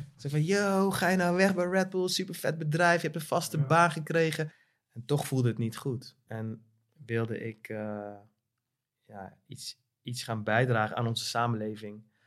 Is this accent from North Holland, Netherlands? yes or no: no; Veghel, North Brabant, Netherlands; moved away as an adult; also born or lived in The Hague / Oss / Tilburg / Eindhoven; now in Amsterdam, Netherlands; waar ik ben opgegroeid en geboren. In Brabant, eh, in Veghel